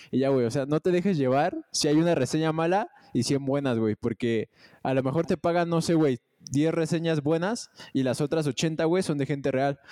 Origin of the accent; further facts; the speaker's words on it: Mexico; como un mexicano normal